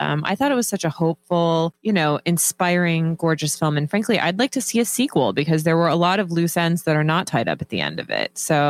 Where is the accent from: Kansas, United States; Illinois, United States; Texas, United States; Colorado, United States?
Kansas, United States; I'm from Kansas